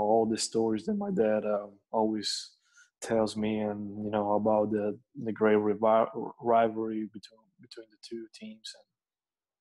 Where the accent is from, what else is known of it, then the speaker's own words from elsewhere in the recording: Bologna, Emilia-Romagna, Italy; I was born in Bologna, where at that time during the 90s was called Basket City